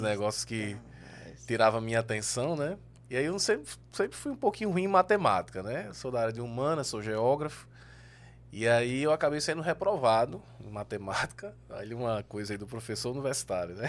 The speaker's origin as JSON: {"language": "Portuguese", "town": "João Pessoa", "region": "Paraíba", "country": "Brazil", "tie": "born or raised there", "said": "eu sou pessoense. Sou natural de João Pessoa."}